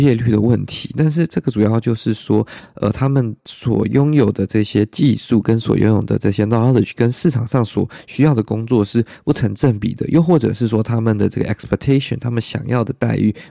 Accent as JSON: {"language": "Chinese", "country": "Taiwan", "said": "我台湾人"}